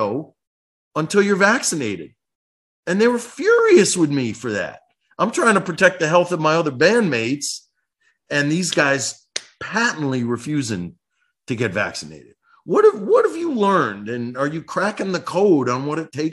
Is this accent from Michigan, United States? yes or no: yes; Detroit, Michigan, United States; That's my hometown, Detroit